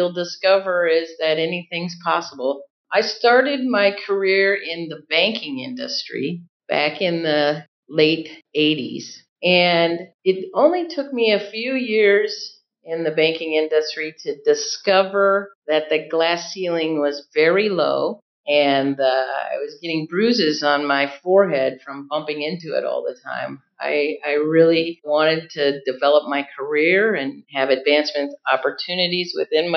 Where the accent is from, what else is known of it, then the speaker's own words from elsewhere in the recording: Iowa City, Iowa, United States; I'm from Iowa City